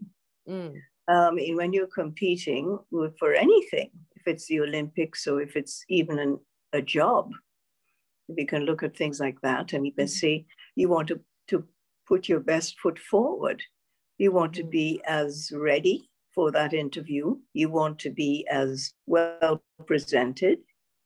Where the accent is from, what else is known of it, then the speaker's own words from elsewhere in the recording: Grenada; moved away as an adult; growing up in the Caribbean is that it's a multi-ethnic society